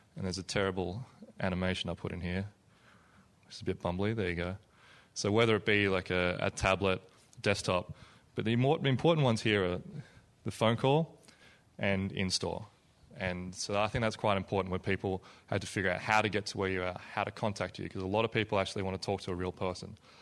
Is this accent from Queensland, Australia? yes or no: no; Melbourne, Victoria, Australia; moved away; I come from Australia, place called Melbourne, Australia